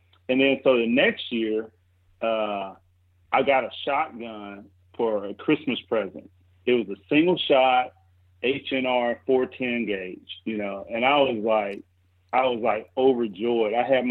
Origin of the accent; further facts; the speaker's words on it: Mississippi, United States; and I'm from Mississippi, so there it's like, well, don't all 8-year-olds have guns, you know?